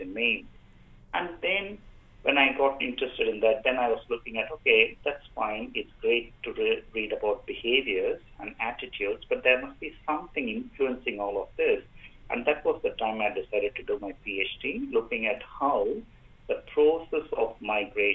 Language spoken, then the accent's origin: English; India; moved away as an adult; now in Australia; Me being an Indian migrant myself back in 2005